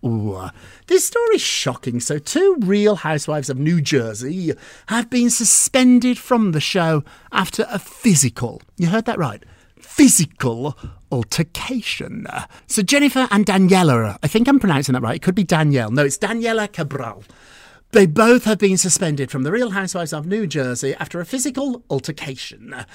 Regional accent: United Kingdom; also born or lived in Edinburgh; I'm British. I went to school in Edinburgh.

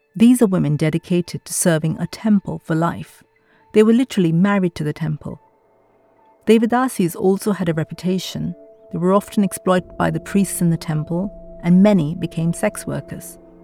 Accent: India; moved away as an adult; growing up in India in the eighties and nineties

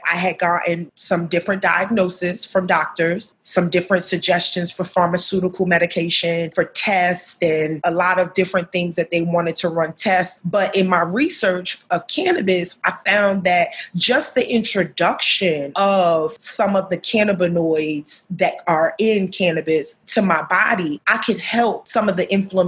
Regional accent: New York City, New York, United States; moved away as an adult; now in Baltimore, United States; I am also a New Yorker. I hail from Harlem, which is the upper side, I like to call it, of Manhattan. That's where my roots were laid

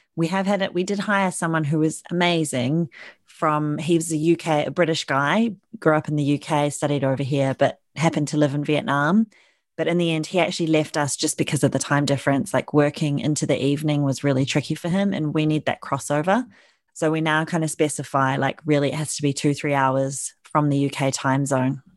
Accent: New Zealand; moved away as an adult; now in London, United Kingdom; I'm originally from New Zealand

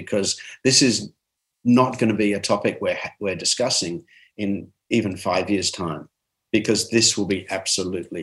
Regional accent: Armidale, New South Wales, Australia; I'm from Armidale, New South Wales.

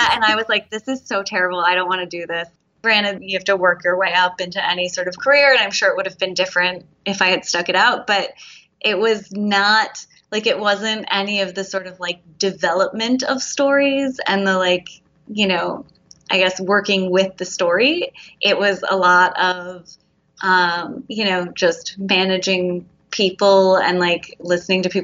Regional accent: outside of Philadelphia, Pennsylvania, United States; I grew up outside of Philadelphia

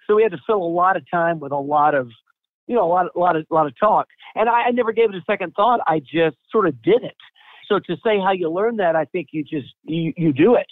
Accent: Atlanta, Georgia, United States; I'm from Atlanta originally. Still live here

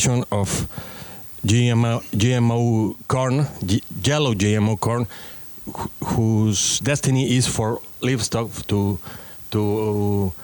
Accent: Mexican highlands, Mexico; I am a farmer from the Mexican highlands

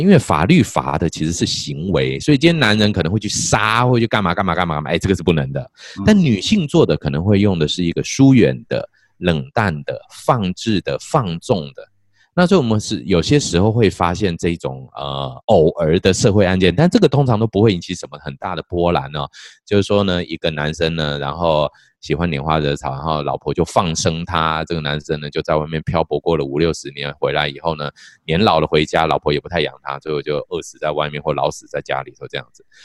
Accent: Taiwan; 尤其在台湾的这个我们。近期也可以说大概十年左右才开始有性教性别教育的这些呃进真正进入到国中小阶段哦。

